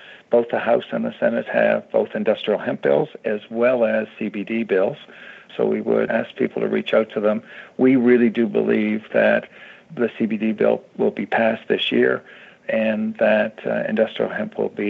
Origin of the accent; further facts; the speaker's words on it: Canada; now in United States; I came from Canada. We had industrial hemp in Canada.